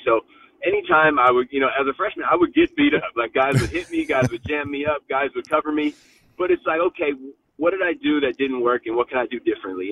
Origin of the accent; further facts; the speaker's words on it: Stanford, California, United States; I grew up literally on Stanford Ave